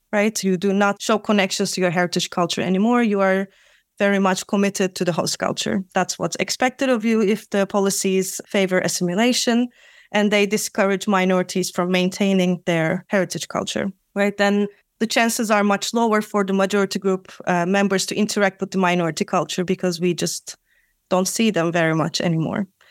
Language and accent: English; Turkey; moved away as an adult; also born or lived in Netherlands; now in Amsterdam, Netherlands; I'm also from Turkey